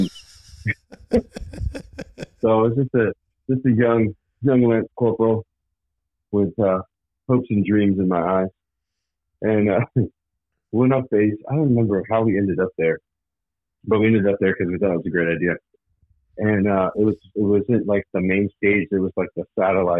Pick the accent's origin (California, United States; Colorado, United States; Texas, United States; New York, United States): Texas, United States; moved away as an adult; also born or lived in Arizona / Jacksonville, North Carolina; Born and raised in Texas, graduated in a small town